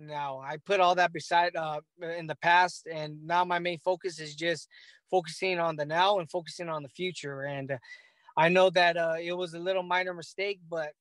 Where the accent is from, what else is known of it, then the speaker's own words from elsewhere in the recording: Los Angeles, California, United States; my hometown in L.A.